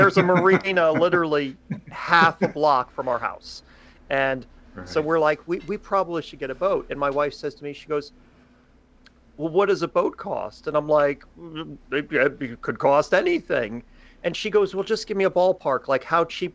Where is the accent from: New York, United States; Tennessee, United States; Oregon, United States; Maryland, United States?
Maryland, United States; also born or lived in Glen Burnie, Maryland; we're from Maryland, always lived in Maryland